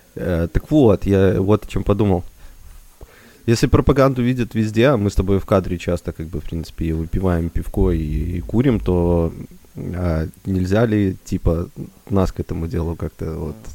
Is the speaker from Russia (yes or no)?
no; Belarus; мы белорусы